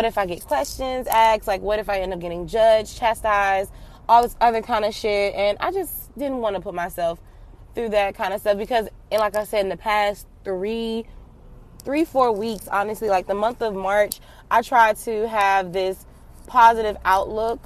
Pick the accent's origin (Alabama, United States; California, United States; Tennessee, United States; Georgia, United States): Georgia, United States; Atlanta; now in Florida, United States; I'm from Atlanta